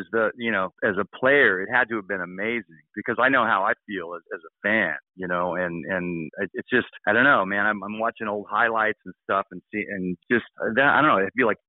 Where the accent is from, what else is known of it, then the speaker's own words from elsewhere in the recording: West Coast, United States; now in New York, United States; I grew up on the West Coast, but I play intense music, and I moved to New York for, you know, for the music and for the culture